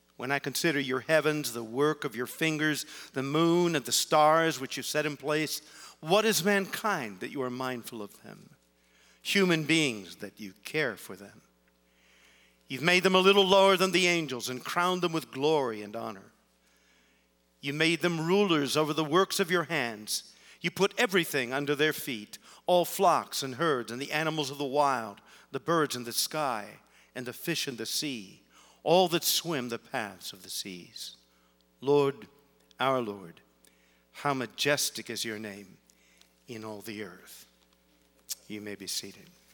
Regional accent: Canton, Ohio, United States; I grew up in Canton, Ohio

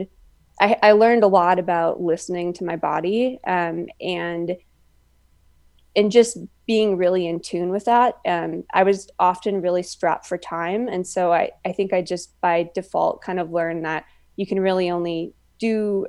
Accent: Midwest, United States; I grew up in the Midwest, so there's not really much for mountains

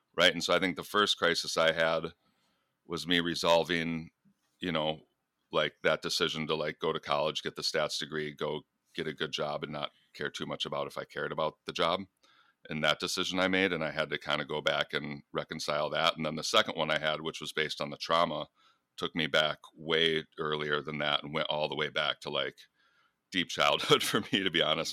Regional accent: United States; also born or lived in Michigan / Minnesota; now in Iowa, United States; I'm from Michigan, Minnesota

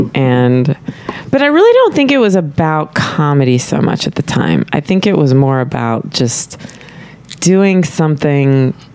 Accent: Tyler, Texas, United States; moved away as an adult; also born or lived in Dallas, Texas / Austin, Texas / New York / Los Angeles; I was born in Dallas, but I was kind of raised in Tyler

